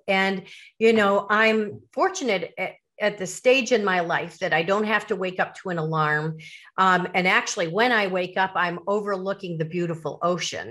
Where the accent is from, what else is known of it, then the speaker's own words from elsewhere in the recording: Chicago suburbs, Illinois, United States; growing up in the Chicago suburbs